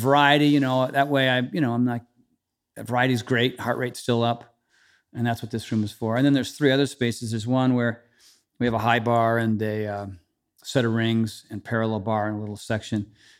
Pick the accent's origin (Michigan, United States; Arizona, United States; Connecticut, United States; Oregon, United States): Connecticut, United States; Trumbull; also born or lived in Westerly, Rhode Island; that's really where I say I'm from. I say I'm from Trumbull. But I was born in Westerly, Rhode Island, so I have kind of two hometowns.